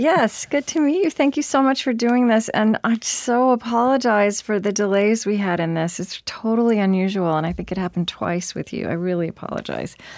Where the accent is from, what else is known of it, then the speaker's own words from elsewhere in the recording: Oklahoma, United States; now in Minneapolis, United States; I grew up in Oklahoma